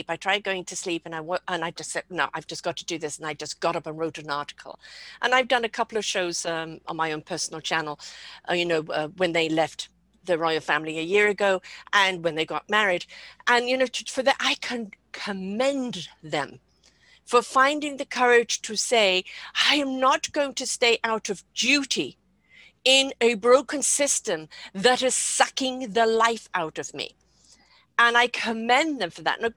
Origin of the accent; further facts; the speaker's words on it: United Kingdom; I'm British